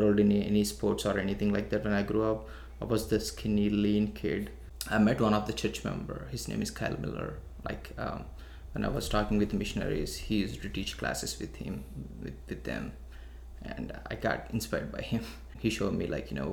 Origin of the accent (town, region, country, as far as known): Vijayawada, Andhra Pradesh, India; born or raised there; moved away as an adult; now in United States